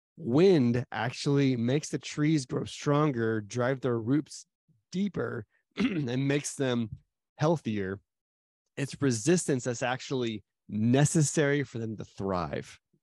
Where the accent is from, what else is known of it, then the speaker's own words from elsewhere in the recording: Arizona, United States; moved away; also born or lived in Dallas; I grew up in Arizona